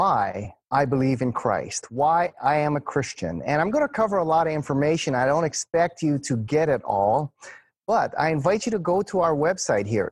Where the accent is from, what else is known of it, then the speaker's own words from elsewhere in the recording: Hawaii, United States; growing up here in Hawaii